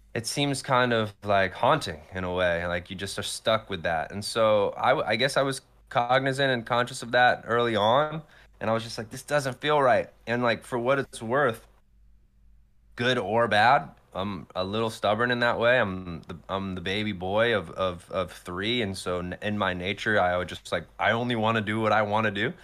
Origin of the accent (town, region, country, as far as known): Morrisville, Pennsylvania, United States; born or raised there; moved away; also born or lived in Atlanta, Georgia